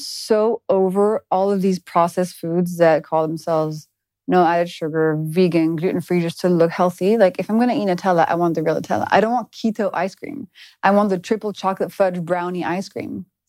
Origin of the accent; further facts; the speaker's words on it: France; In France.